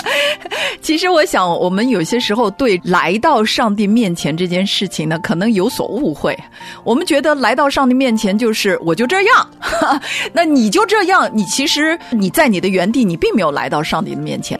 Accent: China; 我们中国人

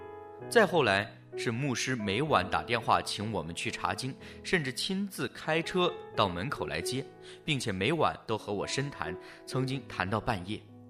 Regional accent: China; born there; 我于一九七一年出生在中国大陆，小时候能记得的就是观看如何批斗走资派。

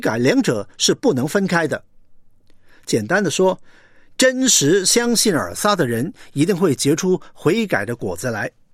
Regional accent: China; 我们中国人

